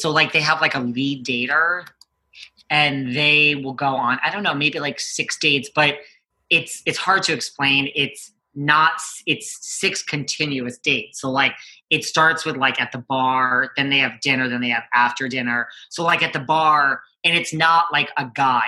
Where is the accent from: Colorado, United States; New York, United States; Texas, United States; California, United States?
New York, United States; I'm from New York